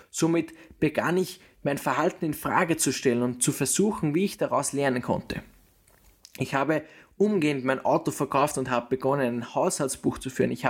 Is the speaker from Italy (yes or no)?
no; Austria; Ich bin in Österreich geboren und habe hier den Mittelpunkt meines Lebens. Ich habe hier meine Schulzeit verbracht